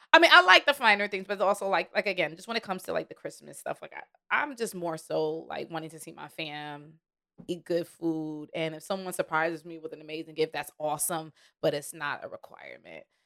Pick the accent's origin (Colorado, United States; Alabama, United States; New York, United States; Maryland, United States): New York, United States; I'm from New York